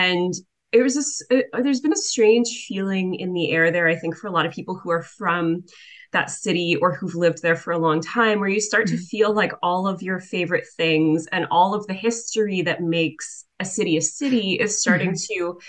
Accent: Toronto, Ontario, Canada; moved away as an adult; I'm originally from Toronto

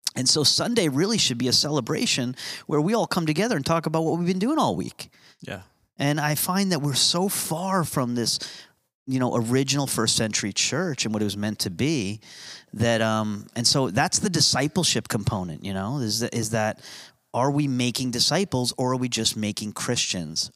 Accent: United States; I'm American

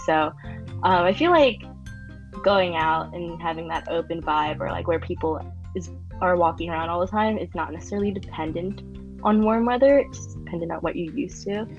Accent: New York City, New York, United States; I'm a senior from New York City

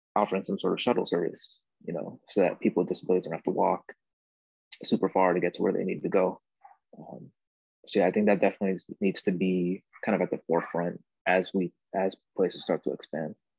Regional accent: New York, United States; moved away; growing up since I was been from New York as well, I lived there for about seven years

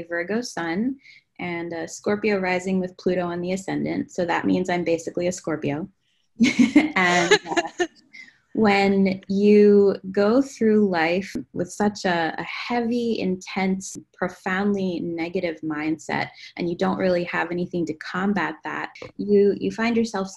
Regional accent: Claymont, Delaware, United States; Originally, I'm from Delaware, Claymont, Delaware

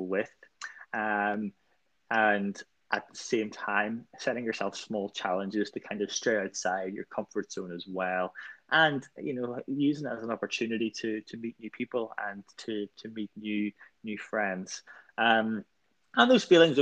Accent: Northern Ireland, United Kingdom; moved away as an adult; now in Liverpool, United Kingdom; we came over from Northern Ireland to Liverpool

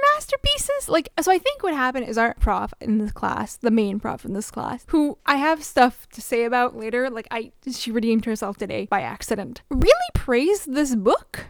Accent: Canada; as a Canadian

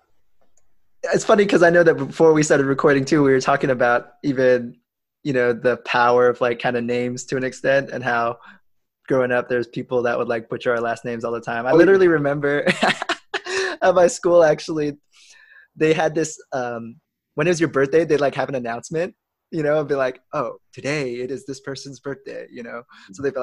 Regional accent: United States; growing up, like, you know, being born in America, me being American, being Asian

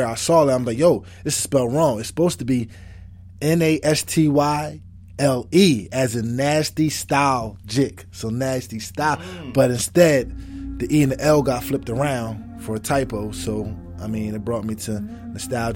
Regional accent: Burlington, New Jersey, United States; I'm from Burlington, New Jersey. Burlington City is what you call it. A.K.A. the zoo. I was born and raised there, all my life

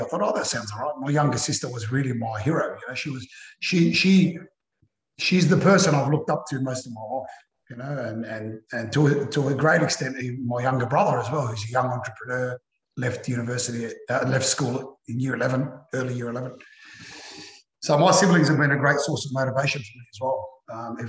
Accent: Melbourne, Victoria, Australia; I was born in Melbourne

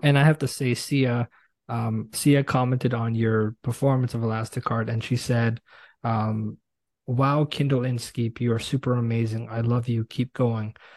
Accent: New York City, New York, United States; now in Toronto, Canada; I'm originally from Brooklyn, New York.

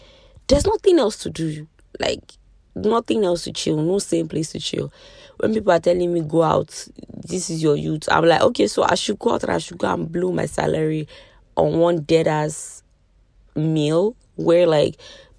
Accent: Nigeria; being Nigerian, living in Nigeria, is an extreme sport.

